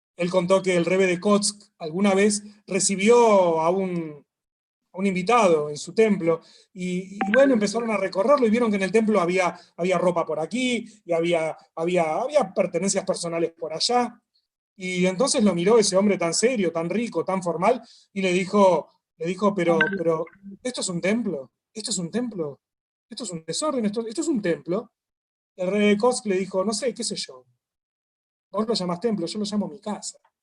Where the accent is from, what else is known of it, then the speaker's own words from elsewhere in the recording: Argentina; somos de Argentina